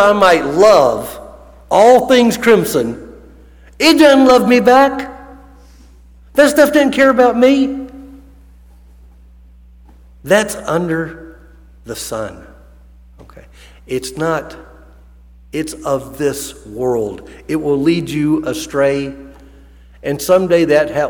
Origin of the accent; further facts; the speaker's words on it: Alabama, United States; moved away as an adult; I'm from Alabama, but I haven't lived in Alabama in I graduated from high school and then I joined the Navy